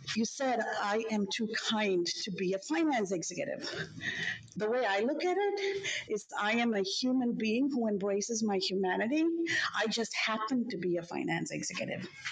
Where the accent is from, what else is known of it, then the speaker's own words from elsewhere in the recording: Sri Lanka; now in Chicago, United States; I come from Sri Lanka, from South Asia. My parents worked in jobs where they retired.